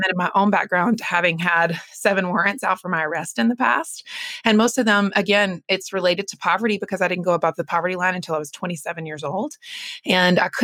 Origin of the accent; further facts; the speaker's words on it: North Carolina, United States; I grew up in North Carolina